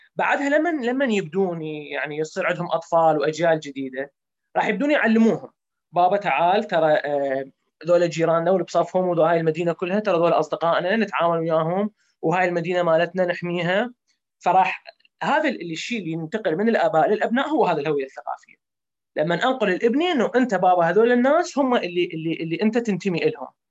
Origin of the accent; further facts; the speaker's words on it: Iraq; احنا كعراقيين نقول يابا هاي الارض تمثلنا احنا كشعب عراقي